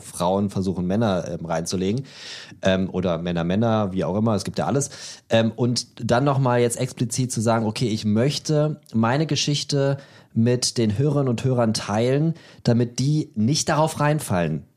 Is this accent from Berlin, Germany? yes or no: yes; Berlin, Germany; Ich bin ja Berliner, da, da heißt es ja, ich wohne in Berlin, dann wohne ich auch in Berlin.